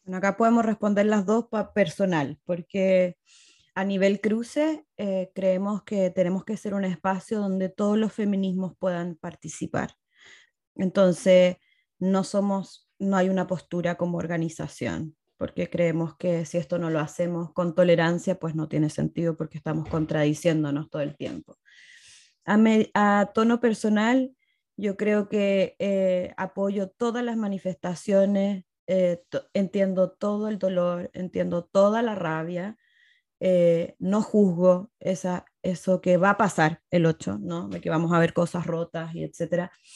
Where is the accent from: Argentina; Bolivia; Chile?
Chile; moved away as an adult; now in Mexico; yo soy chilena. Vivo hace siete años y medio en México